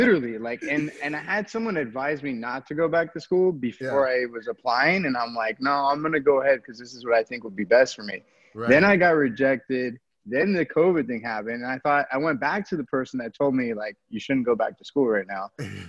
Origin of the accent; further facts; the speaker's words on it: Miami, Florida, United States; also born or lived in Vero Beach, Florida; And now I'm in Miami, where it's my hometown.